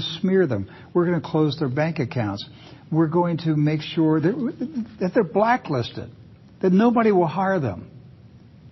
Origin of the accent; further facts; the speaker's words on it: Western Maryland, United States; I grew up in Western Maryland.